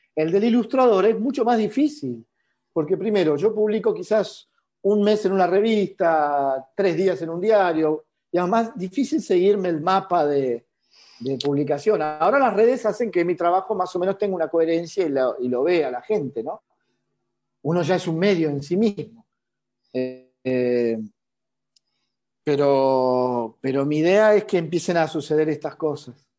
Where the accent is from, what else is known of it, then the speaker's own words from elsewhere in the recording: Argentina; siendo argentino